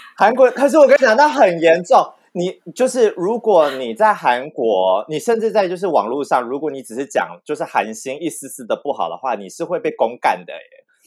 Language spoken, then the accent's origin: Chinese; Tainan, Taiwan; 身为一个台南人